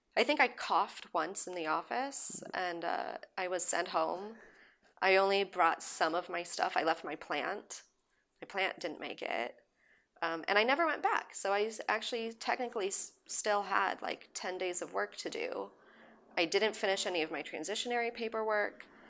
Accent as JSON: {"language": "English", "region": "Southern California", "country": "United States", "tie": "born or raised there", "also_born_or_lived": "London", "lives_now": "Los Angeles, United States", "said": "growing up in Southern California"}